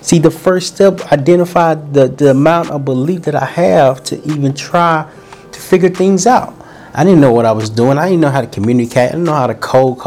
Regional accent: Little Rock, Arkansas, United States; moved away; also born or lived in California; I'm from Little Rock, Arkansas. I'm from a small town called Little Rock, Arkansas

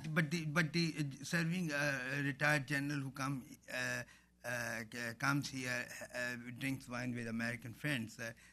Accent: Pakistan; as Pakistani individuals or people of Pakistani origin

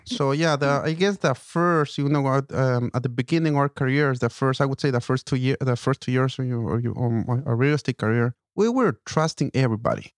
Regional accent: Ecuador; now in United States; i'm from ecuador so i came to america

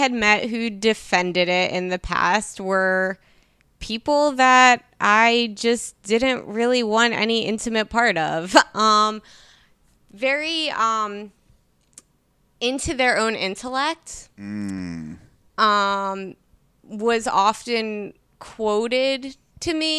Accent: Philadelphia, Pennsylvania, United States; moved away; also born or lived in New Jersey; I grew up in Northeast Philly

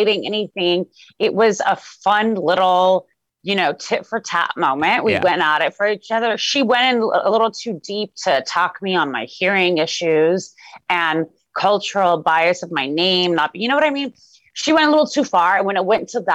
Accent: Los Angeles, California, United States; Even though I was born in Los Angeles, Iran is somewhere I visited every single year of my life.

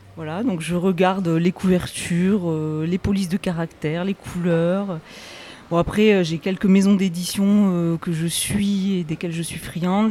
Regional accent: Rodez, Occitania, France; je viens de l'Aveyron

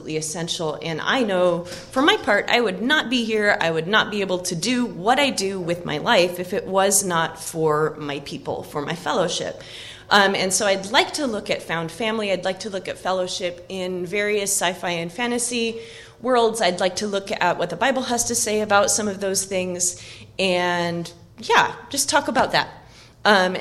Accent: Oak Harbor, Washington, United States; my hometown, which is Oak Harbor on Whidbey Island, Washington

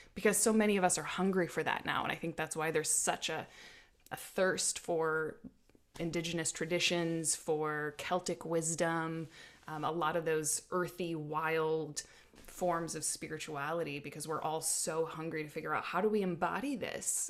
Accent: South Dakota, United States; now in Oregon, United States; I grew up in South Dakota under big skies

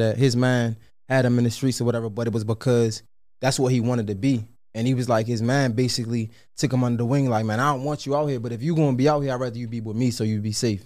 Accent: Baltimore, Maryland, United States; I was born in John's Hopkins. I was raised in McCullough Homes.

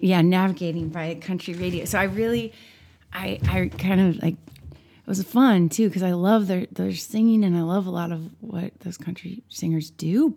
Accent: St. Louis, Missouri, United States; moved away; I'm from Saint Louis, Missouri

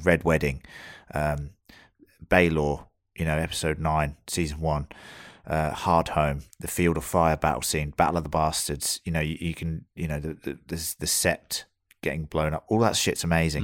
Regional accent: United Kingdom; now in Australia; we are all British

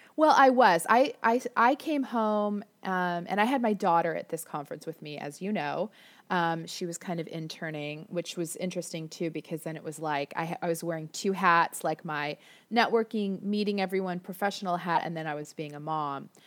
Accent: Florida, United States; now in Orange County, United States; I grew up in Florida

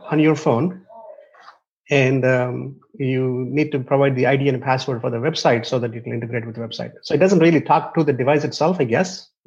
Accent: India; I, um, I, I came from India, so I got access to two different languages.

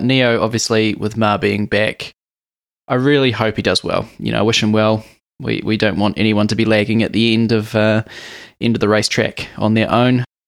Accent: New Zealand; being a Kiwi

